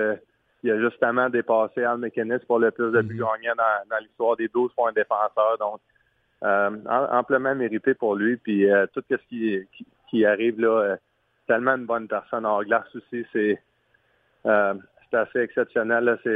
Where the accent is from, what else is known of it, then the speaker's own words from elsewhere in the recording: France; vu que je, vu que je suis un Français, on a bien du fun avec ça.